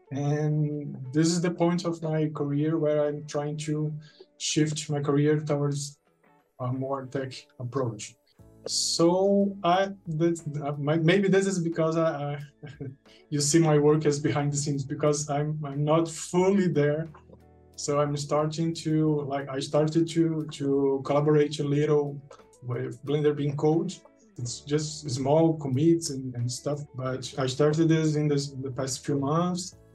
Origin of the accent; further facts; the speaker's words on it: Fortaleza, Ceará, Brazil; now in Juazeiro do Norte, Brazil; I'm from Brazil. I'm from a, a, town in northeast called Fortaleza, and now I'm living in a near, relatively near town called Juazeiro do Norte.